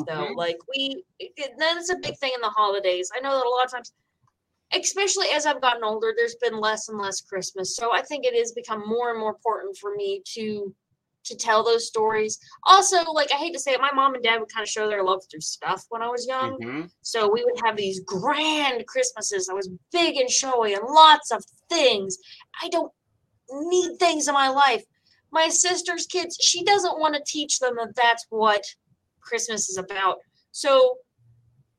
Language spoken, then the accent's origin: English; West Virginia, United States; I was 6 years old when we moved from Virginia to West Virginia, because that's where my dad grew up